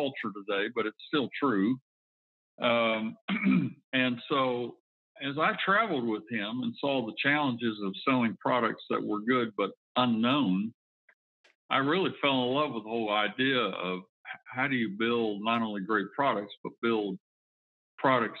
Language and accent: English; Foley, Alabama, United States; also born or lived in Fairhope, Alabama; I was actually born in Fairhope, but I grew up in Foley, which is just east of Fairhope